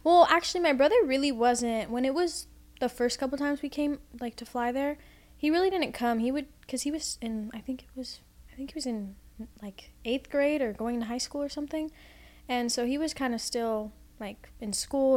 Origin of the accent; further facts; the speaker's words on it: Orlando, Florida, United States; also born or lived in Los Angeles, California; I grew up in Orlando